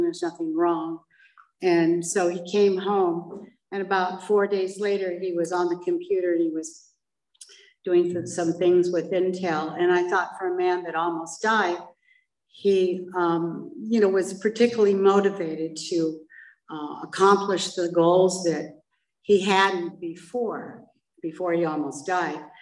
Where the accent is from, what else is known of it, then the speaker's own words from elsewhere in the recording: Laguna Beach, California, United States; also born or lived in Paris / Switzerland; I grew up in Laguna Beach